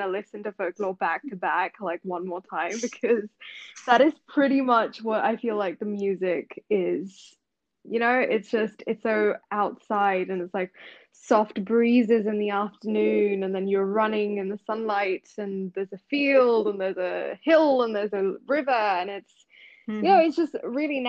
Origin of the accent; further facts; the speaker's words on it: New Delhi, Delhi, India; moved away as an adult; also born or lived in Hyderabad; now in St Andrews, United Kingdom; I am from New Delhi, and right now I'm studying at the University of St Andrews in Scotland